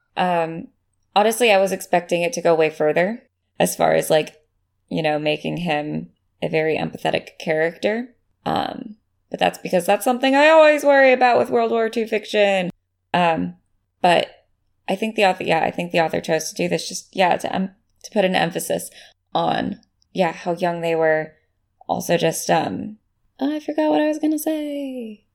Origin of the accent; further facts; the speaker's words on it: United States; as an American who had to pledge allegiance to the flag every day